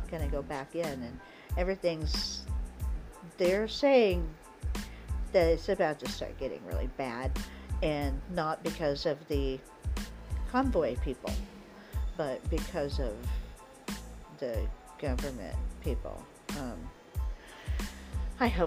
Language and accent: English; United States; I'm American